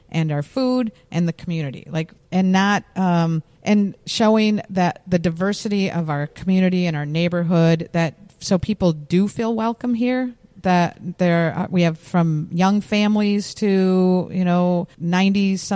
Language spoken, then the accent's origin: English; Minneapolis, Minnesota, United States; I'm from Lake Street, Minneapolis.